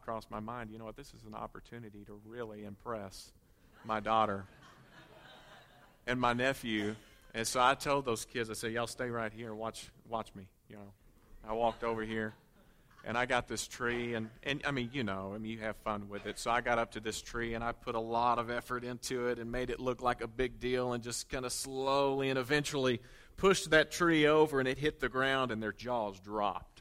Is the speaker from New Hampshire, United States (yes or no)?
no; Conway, Arkansas, United States; growing up in Conway